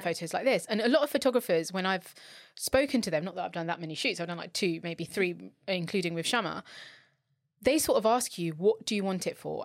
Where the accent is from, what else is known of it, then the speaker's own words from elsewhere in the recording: London, United Kingdom; I'm from London